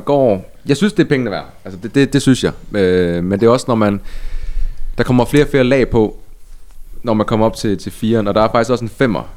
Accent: Ebeltoft, Central Denmark Region, Denmark; Øer ligger tæt på skønne Æbelsoft, hvor jeg er vokset op

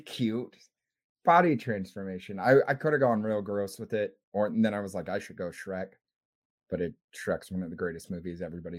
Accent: United States; We're American

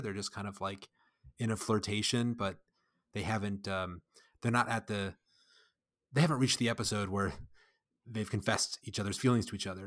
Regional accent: United States; I'm an American

